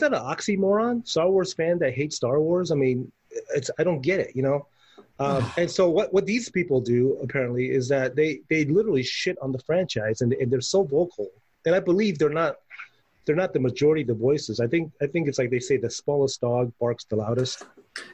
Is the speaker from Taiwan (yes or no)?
yes; Taiwan; when I was a kid growing up in Taiwan